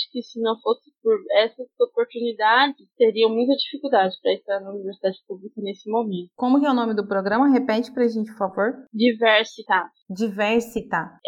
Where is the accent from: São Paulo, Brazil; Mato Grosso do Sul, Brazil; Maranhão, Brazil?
Mato Grosso do Sul, Brazil; Campo Grande; Aí eu saí de Campo Grande, meus pais não moravam, não tinha mais como ficar em Campo Grande.